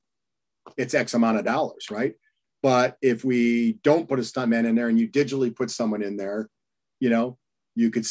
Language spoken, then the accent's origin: English; Michigan, United States; I grew up in Michigan